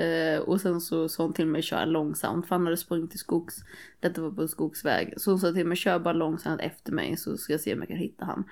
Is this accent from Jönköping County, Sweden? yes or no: yes; Nässjö, Jönköping County, Sweden; jag kommer från Nässjö, det är också en skithåla.